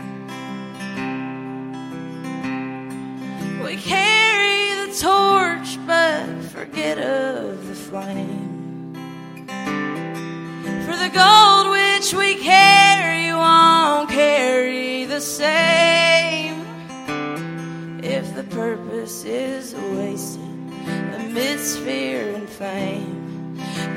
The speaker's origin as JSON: {"language": "English", "area": "Red River Gorge, Powell County", "region": "eastern Kentucky", "country": "United States", "said": "I'm from the Red River Gorge in eastern Kentucky"}